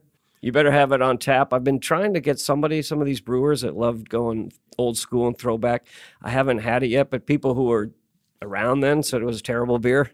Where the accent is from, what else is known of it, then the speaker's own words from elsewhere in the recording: Tacoma, Washington, United States; moved away as an adult; also born or lived in Seattle, Washington; now in Albany, United States; I came here as an outsider, nineteen eighty-one. I'm from the Northwest, uh, Tacoma and Seattle, Washington